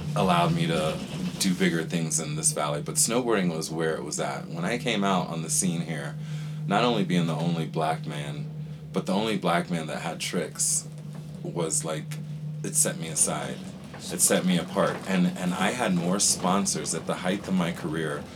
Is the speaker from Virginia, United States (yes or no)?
yes; Virginia Beach, Virginia, United States; moved away as an adult; also born or lived in Panama; now in Aspen, United States; that's where I grew up in Virginia Beach